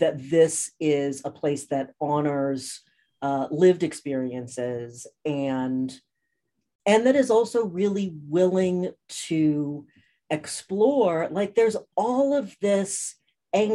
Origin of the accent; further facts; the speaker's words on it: Cambridge, Massachusetts, United States; also born or lived in New Orleans, Louisiana; now in Southern California, United States; I grew up in Cambridge, Massachusetts